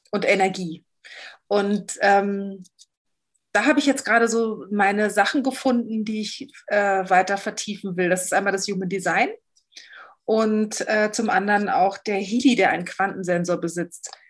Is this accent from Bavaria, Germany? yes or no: no; Berlin, Germany; Also ich bin, ich komme aus Berlin.